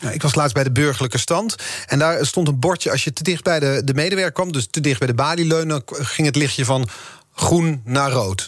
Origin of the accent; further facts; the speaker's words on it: Netherlands; als Nederlanders